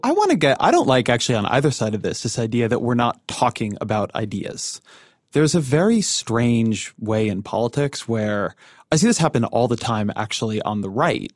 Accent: Orange County, California, United States; moved away; running in my hometown house district, uh, where I grew up

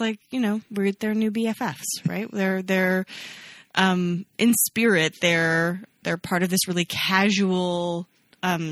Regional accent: Ontario, Canada; We grew up in Ontario, but in very different parts of Ontario.

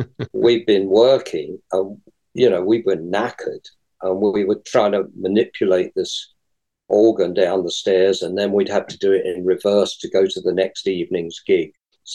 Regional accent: London, United Kingdom; I'm from London, and it's all...

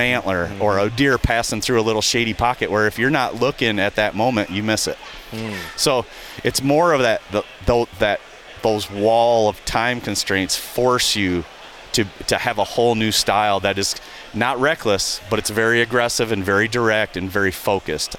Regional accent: southern lower Michigan, United States; I grew up hunting here in Michigan, and in, in the southern lower portion of Michigan

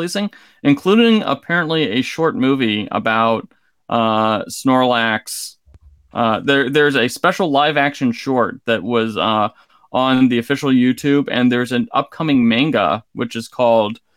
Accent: Columbus, Ohio, United States; born or raised there

